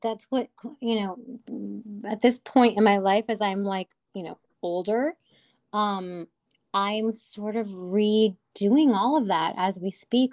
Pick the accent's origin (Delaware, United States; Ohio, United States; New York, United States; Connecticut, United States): Connecticut, United States; Hartford; I'm from the Hartford, Connecticut area